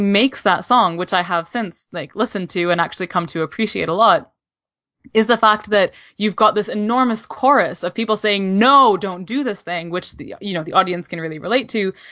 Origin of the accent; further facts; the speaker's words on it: Canada; As a Canadian